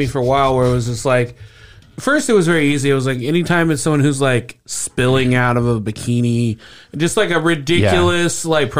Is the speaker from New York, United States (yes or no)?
no; Speedway, Indiana, United States; And I grew up in Speedway